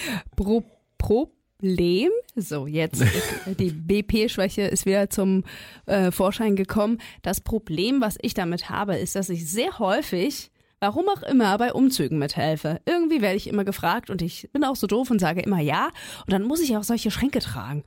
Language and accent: German; East Germany, Germany; ich bin im Osten groß geworden